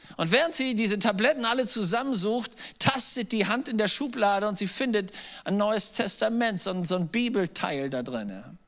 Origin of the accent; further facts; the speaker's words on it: Germany; als Deutsche